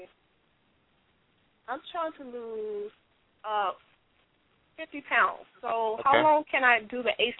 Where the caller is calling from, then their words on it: Fontana, California, United States; I'm calling from Fontana.